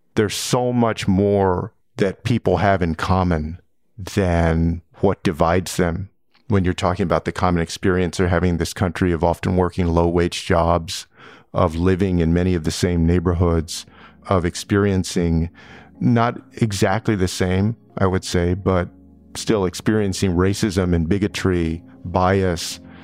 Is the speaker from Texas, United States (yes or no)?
yes; San Antonio, Texas, United States; I grew up in San Antonio, Texas, a community with a lot of immigrants